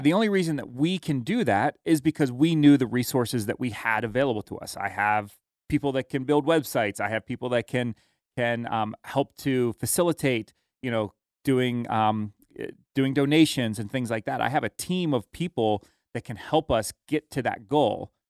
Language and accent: English; United States; how blessed we are as Americans